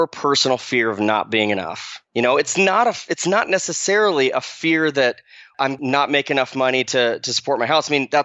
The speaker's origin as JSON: {"language": "English", "region": "Arizona", "country": "United States", "tie": "born or raised there", "moved": "as an adult", "said": "I grew up in Arizona, graduated from high school in Arizona"}